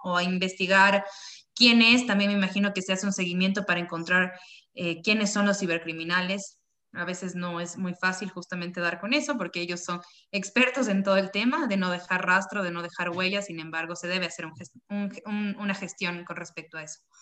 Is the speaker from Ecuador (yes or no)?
yes; Ecuador; Nosotros como, como ecuatorianos, como parte de, de, de, la ciudadanía ecuatoriana